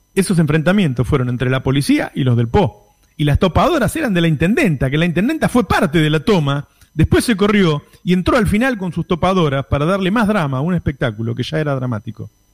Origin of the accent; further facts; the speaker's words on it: El Talar, Buenos Aires Province, Argentina; Me recordó mi niñez en la Villa La Paloma, en Talar